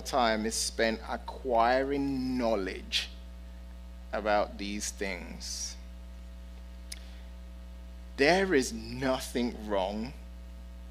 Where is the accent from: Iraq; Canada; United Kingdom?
United Kingdom; London; I'm a city boy. Okay? I'm from London and I've lived in big cities